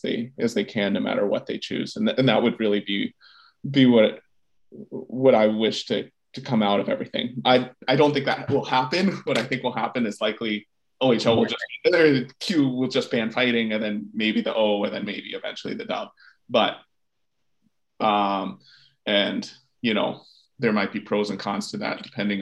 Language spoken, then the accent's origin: English; United States; as an American